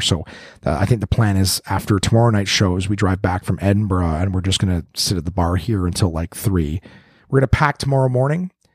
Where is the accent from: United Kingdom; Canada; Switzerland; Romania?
Canada; Canadian, Canadian, not American